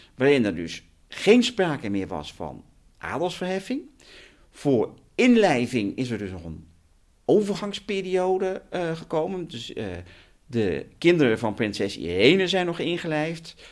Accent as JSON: {"language": "Dutch", "region": "Utrecht", "country": "Netherlands", "tie": "born or raised there", "said": "Ik ben Utrechter van geboorte, geboorte. Ik heb dus eh, eh, mijn hele leven in Utrecht gewoond op een halfjaartje Duitsland"}